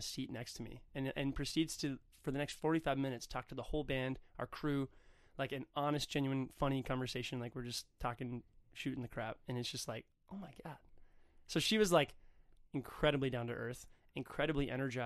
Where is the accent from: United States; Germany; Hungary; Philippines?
United States; Hudson, Wisconsin; also born or lived in Stillwater, Minnesota / Minneapolis, Minnesota; my hometown, Hudson, Wisconsin, Stillwater, Minnesota